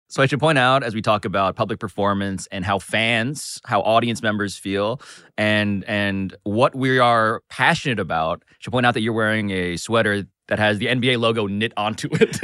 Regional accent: New York City, New York, United States; I was born and raised in Manhattan

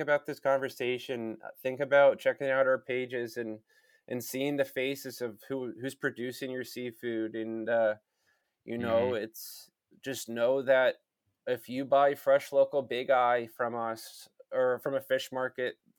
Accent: United States; being American

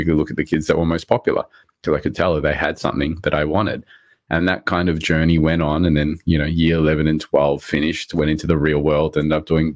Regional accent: Australia; English is a second language; also born or lived in Rodrigues, Mauritius; I came to Australia, I was about 4 years old. My parents bought us from Mauritius

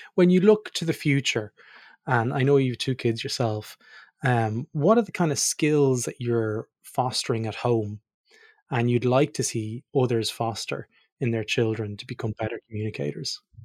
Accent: Ireland; moved away; also born or lived in Australia; me being Irish

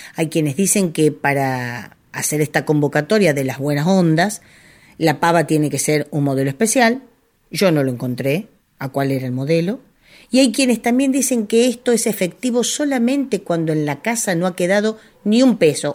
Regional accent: Cañuelas, Buenos Aires Province, Argentina; en mi pueblo en Cañuelas

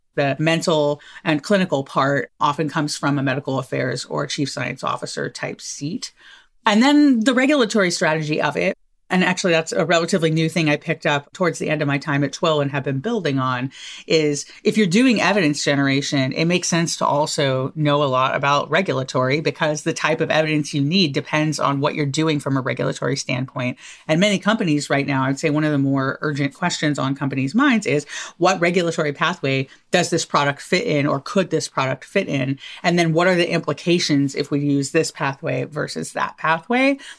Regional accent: Southern California, United States; where I grew up in Southern California

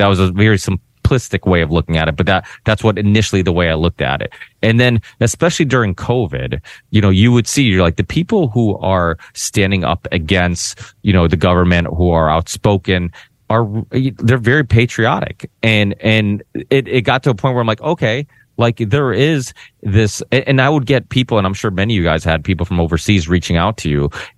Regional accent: Portugal; born there; I'm proud of being Portuguese. I was born in Portugal, you know, whatnot.

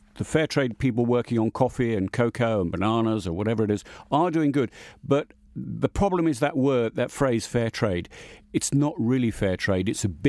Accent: England, United Kingdom; I mean, I am an Englishman. I eat in an Indian restaurant in England every Saturday night, pretty much.

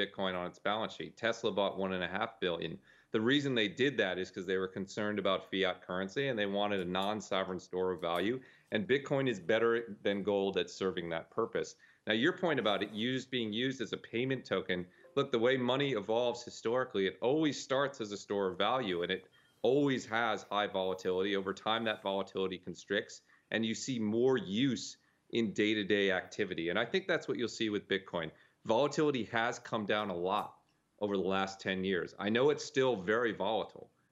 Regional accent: United States; as an American citizen

